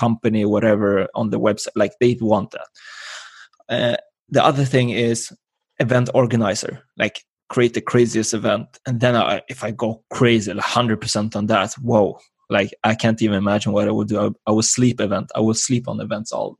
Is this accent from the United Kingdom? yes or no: no; Sweden; And I was born here in Sweden.